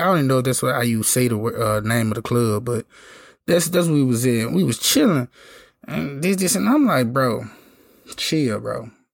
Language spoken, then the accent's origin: English; Memphis, Tennessee, United States; I'm from Memphis